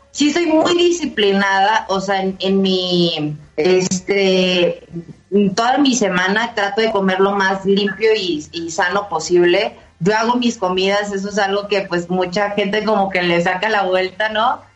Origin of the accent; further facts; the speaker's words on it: Monterrey, Nuevo León, Mexico; moved away as an adult; now in Mexico City, Mexico; yo soy de Monterrey, vivo acá en, la Ciudad de México, ya voy para los 5 años, pero en ese entonces que estaba en Monterrey